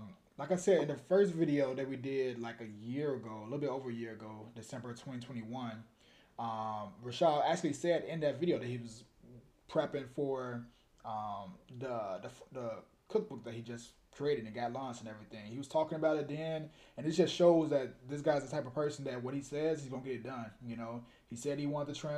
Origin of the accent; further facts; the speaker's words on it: Chicago, Illinois, United States; I'm from the West Side